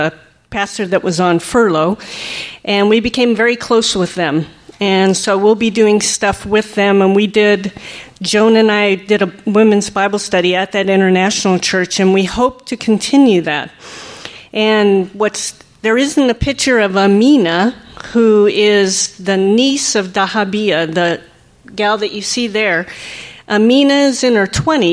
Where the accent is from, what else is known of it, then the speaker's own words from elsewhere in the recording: United States; now in France; being an American